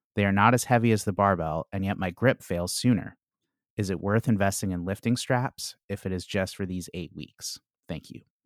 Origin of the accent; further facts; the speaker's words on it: Chicago, Illinois, United States; now in Washington, D.C., United States; I'm from Chicago originally